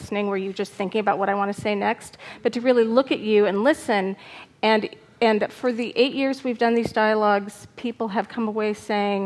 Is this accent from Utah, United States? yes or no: no; Arizona, United States; I'm from Arizona